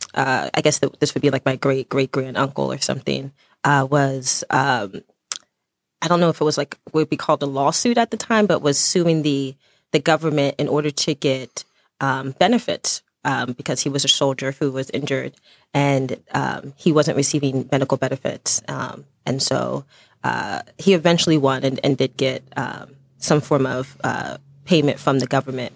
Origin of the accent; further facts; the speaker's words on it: Chester, Pennsylvania, United States; also born or lived in Lancaster County, Pennsylvania; I was born in Chester, Pennsylvania, and, and all of my family are originally from Dutch country out in Lancaster, Pennsylvania